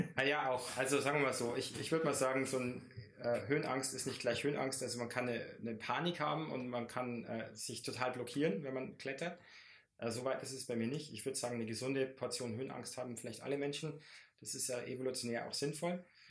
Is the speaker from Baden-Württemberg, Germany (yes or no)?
no; Bavarian Forest, Germany; bei uns im Bayerischen Wald